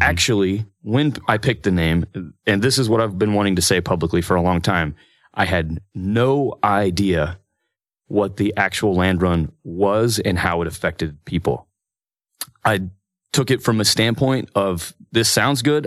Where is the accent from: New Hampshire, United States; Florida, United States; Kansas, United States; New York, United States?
Kansas, United States; Parsons; moved away as an adult; also born or lived in Emporia, Kansas; now in Stillwater, United States; I'm from Parsons, Kansas